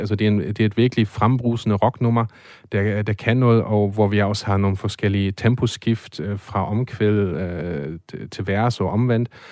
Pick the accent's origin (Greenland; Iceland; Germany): Germany; now in Denmark; som tysker